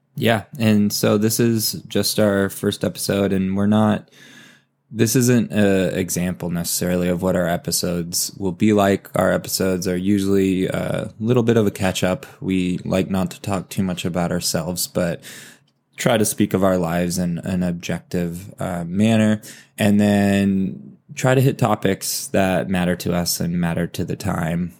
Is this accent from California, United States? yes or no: yes; Valencia, California, United States; I am from Valencia, California, and, uh, as Eric explained, it's Santa Clarita, and it's also Los Angeles. So, a suburb kid and played a lot of sports growing up